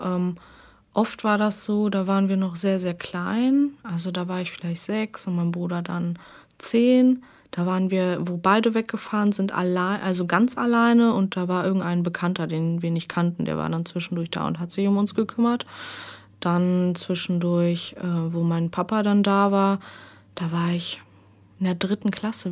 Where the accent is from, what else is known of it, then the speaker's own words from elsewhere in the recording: Arnsberg, North Rhine-Westphalia, Germany; nach Arnsberg, also so halt in meine Heimat